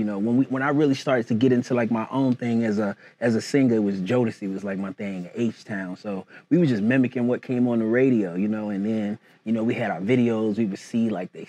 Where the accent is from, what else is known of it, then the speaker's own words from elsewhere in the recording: Portsmouth, Virginia, United States; Originally from Portsmouth, Virginia, the home of ….